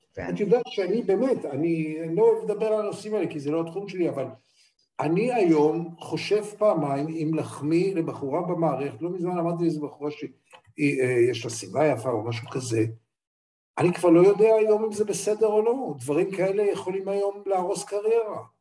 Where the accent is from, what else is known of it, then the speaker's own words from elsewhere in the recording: Israel; אני ישראלי